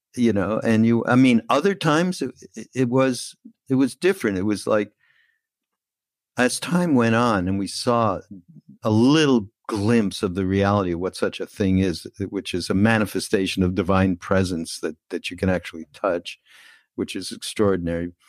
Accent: Canada; we're Canadian brothers.

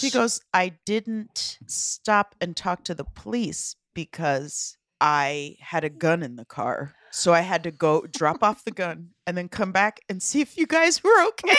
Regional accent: Omaha, Nebraska, United States; we grew up in Omaha, Nebraska, and there yeah. wasn't a lot

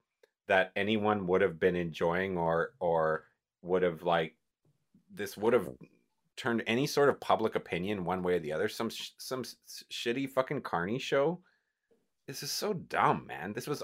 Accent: Calgary, Alberta, Canada; I grew up with one. I grew up with one in Calgary and stuff.

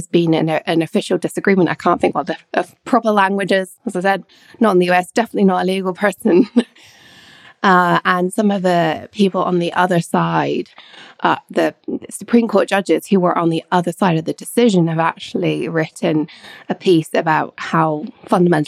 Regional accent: England, United Kingdom; also born or lived in Scotland / Edinburgh; Growing up in England, although I'm Scottish and born in Scotland, I went to school in England

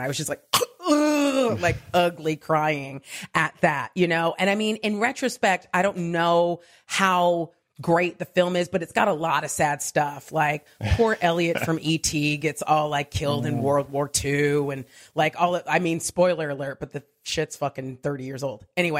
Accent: Diamond Bar, California, United States; I grew up in a city called Diamond Bar, California, which is right next to Pomona.

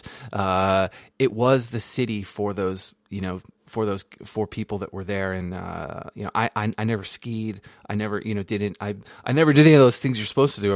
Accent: Jericho, Vermont, United States; moved away; I grew up in Jericho, right outside of Burlington

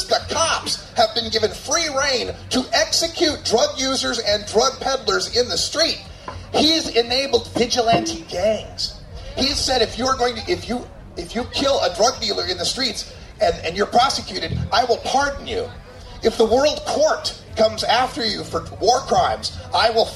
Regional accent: Portland, Oregon, United States; I'm from Portland, Oregon

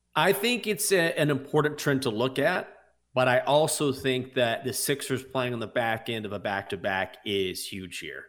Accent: Washington, District of Columbia, United States; the Washington Wizards, even though they are my hometown team

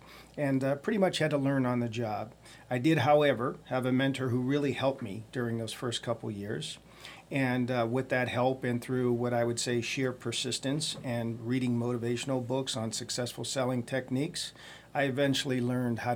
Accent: Youngstown, Ohio, United States; I was born and raised in Youngstown, Ohio

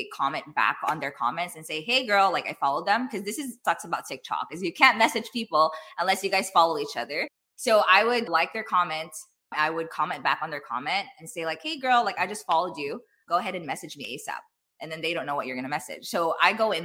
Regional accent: Philippines; I'm Filipino

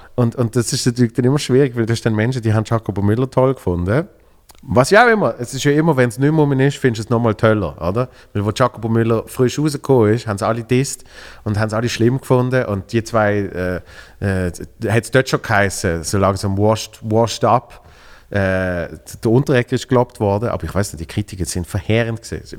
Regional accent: Basel, Basel-Stadt, Switzerland; wir sind zwar beide äh, äh von Basel.

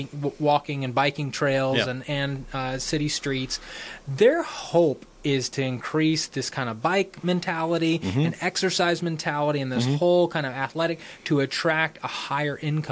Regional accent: Austin, Texas, United States; now in Oklahoma City, United States; I'm actually from Austin, and it was a beautiful city growing up

